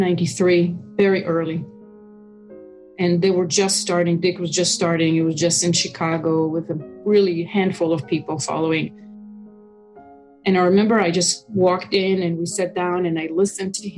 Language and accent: English; Israel; moved away as an adult; also born or lived in United States; I'm an Israeli. I lived in Israel at the time. I moved from Israel to America to get married